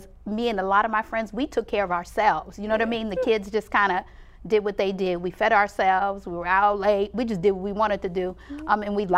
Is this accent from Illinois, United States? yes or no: no; Boston, Massachusetts, United States; I grew up in Boston